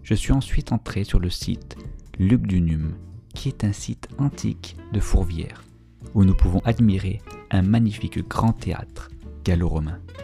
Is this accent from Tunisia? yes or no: no; France; first language French; moved away as an adult; now in São José dos Campos, Brazil; je suis français, j'habite au Brésil dans l'état de Sao Paulo, plus exactement à San José dos Campos